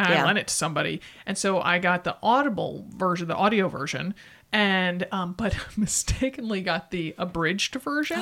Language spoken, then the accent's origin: English; Stamford, Connecticut, United States; I grew up in Stamford, Connecticut, right next door to Greenwich